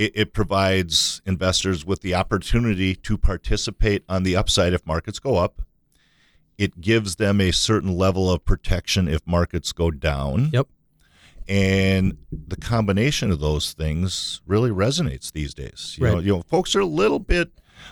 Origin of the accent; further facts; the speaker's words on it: Minnesota, United States; we're from Minnesota, and lacrosse isn't something that we really grew up